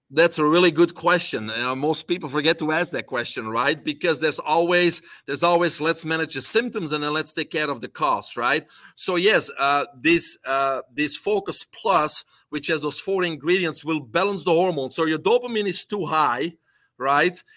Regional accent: Belgium; English is a second language; moved away as an adult; now in United States; I'm originally from Belgium

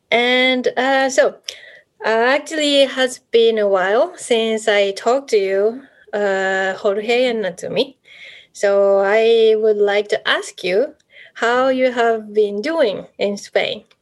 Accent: Japan; from Japan.

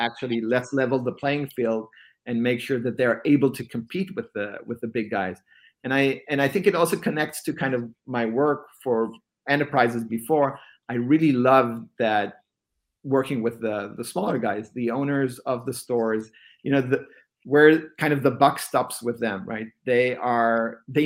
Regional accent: Israel; moved away as an adult; now in Bay Area, United States; born and raised in Israel, eventually relocated to the Bay Area

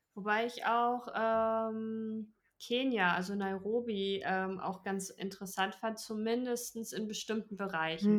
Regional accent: Germany; bei uns in Deutschland

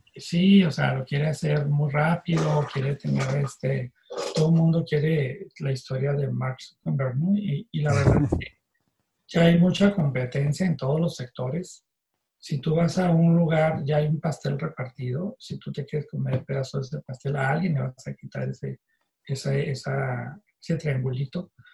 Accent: Tijuana, Baja California, Mexico; also born or lived in Mexicali; yo soy de Mexicali, yo nací en Mexicali, pero a los dos años mi familia se mudó a Tijuana

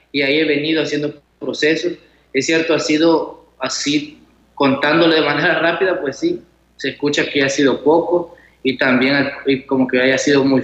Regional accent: Chalatenango, El Salvador; soy de Chalatenango y sí, ya estoy finalizando los estudios teológicos aquí en San Salvador

